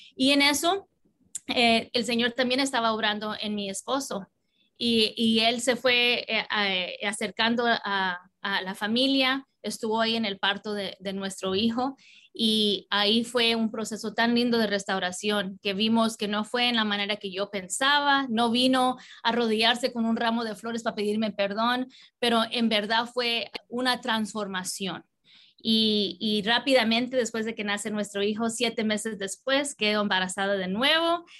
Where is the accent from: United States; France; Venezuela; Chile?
United States; Southern California; also born or lived in New York / Colombia (parents); a los cuatro años vine a vivir en California y eh, casi siempre en el sur de California